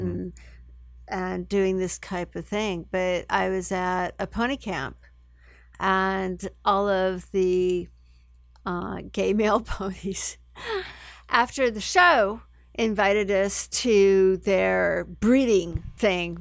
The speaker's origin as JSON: {"language": "English", "town": "San Francisco", "region": "California", "country": "United States", "tie": "born or raised there", "said": "I grew up in San Francisco"}